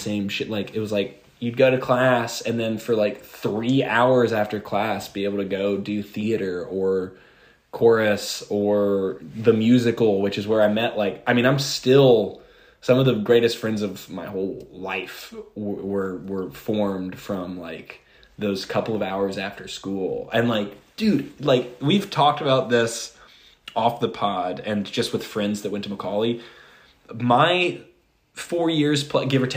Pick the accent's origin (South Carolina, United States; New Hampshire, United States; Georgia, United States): Georgia, United States; Atlanta; also born or lived in Sparta, Tennessee; born and raised in Atlanta. And that's like the majority of adolescence.